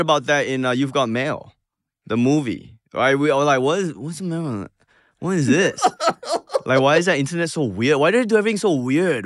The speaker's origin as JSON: {"language": "English", "country": "Singapore", "also_born_or_lived": "Manchester, New Hampshire", "moved": "yes", "said": "as a Singaporean"}